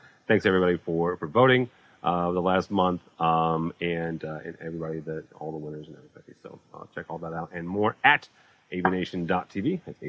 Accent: St. Louis, Missouri, United States; So I'm from St. Louis.

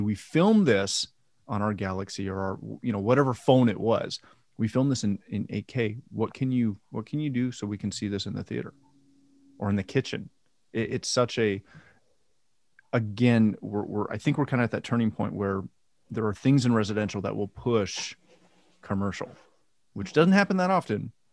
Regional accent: Canada; I'm Canadian.

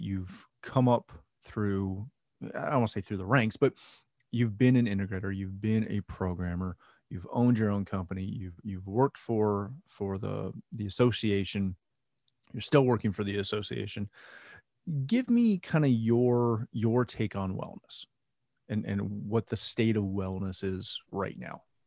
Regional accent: Canada; I'm Canadian.

